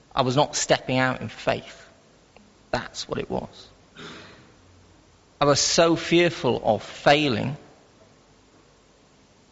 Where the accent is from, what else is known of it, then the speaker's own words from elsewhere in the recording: Wales, United Kingdom; I am Welsh